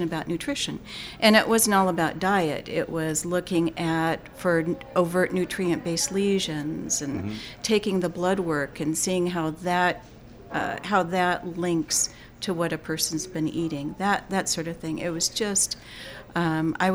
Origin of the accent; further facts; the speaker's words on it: Tucson, Arizona, United States; I'm a native Tucsonan. I was born and raised in Tucson